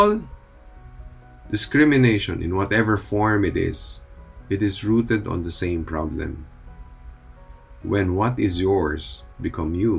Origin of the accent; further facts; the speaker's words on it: Philippines; here in the Philippines, we are a predominantly Catholic nation